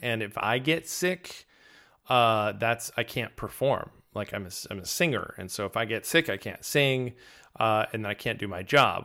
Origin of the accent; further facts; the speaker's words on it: Danbury, Connecticut, United States; moved away; originally I'm from, uh, Danbury, Connecticut